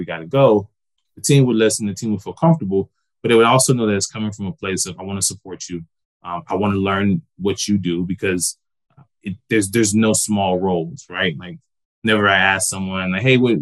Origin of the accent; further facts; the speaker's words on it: Georgia, United States; moved away as an adult; also born or lived in Des Moines, Iowa / Tampa; I'm originally from Georgia